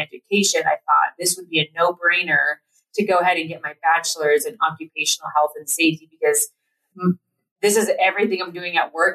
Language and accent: English; Platteville, Colorado, United States; we grew up in Platteville, Colorado